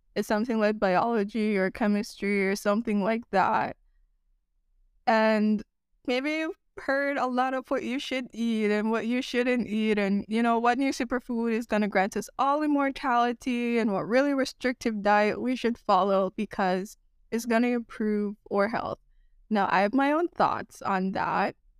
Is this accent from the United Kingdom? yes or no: no; Jamaica; now in United States; growing up in Jamaica